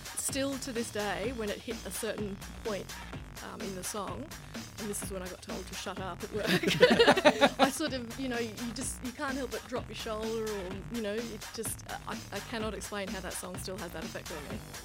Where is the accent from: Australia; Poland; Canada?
Australia; I'm Australian.